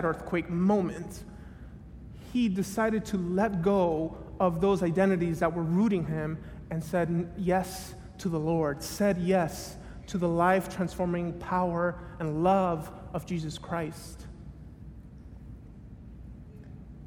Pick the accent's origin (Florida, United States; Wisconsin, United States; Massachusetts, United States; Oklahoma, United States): Florida, United States; Miami; moved away as an adult; also born or lived in Tennessee; I grew up in Miami, went to school in Tennessee